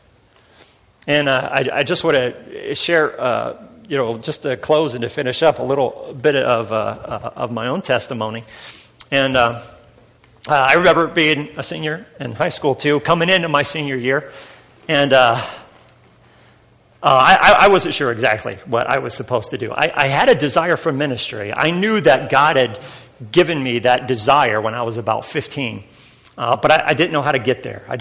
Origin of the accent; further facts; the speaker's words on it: Northern Indiana, United States; I'm from Northern Indiana.